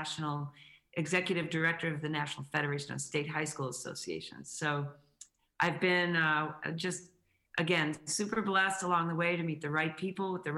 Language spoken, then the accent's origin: English; New England, United States; moved away; also born or lived in Connecticut; I grew up in New England